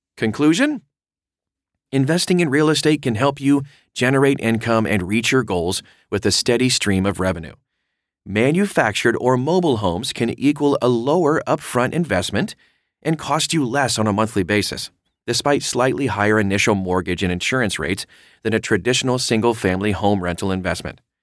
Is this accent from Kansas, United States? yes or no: no; Oregon, United States; my home state of Oregon